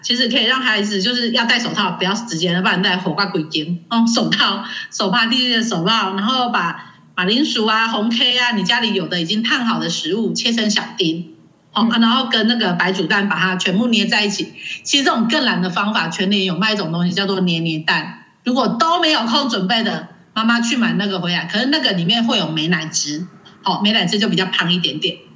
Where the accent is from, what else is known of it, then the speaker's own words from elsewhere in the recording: Taiwan; 我们生在这个宝岛真的是很幸福的